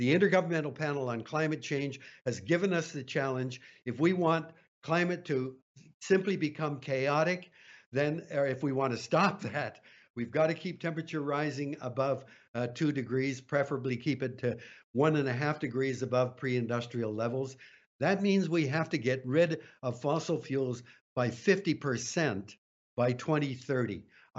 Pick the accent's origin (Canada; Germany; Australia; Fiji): Canada; I'm a Canadian